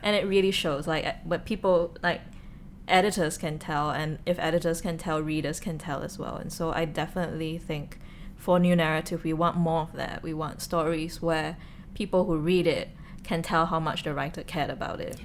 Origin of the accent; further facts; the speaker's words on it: Singapore; as a Singaporean